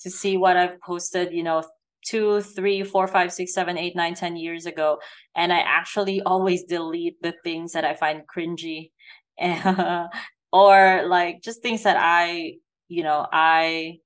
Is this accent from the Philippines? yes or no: yes; Philippines; moved away; I grew up in the Philippines, where obviously it's also a poor country